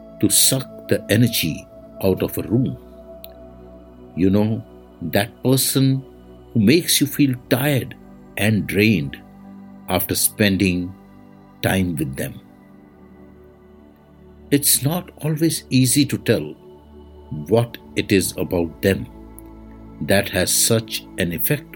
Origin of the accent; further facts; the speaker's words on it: India; I am the Indian monk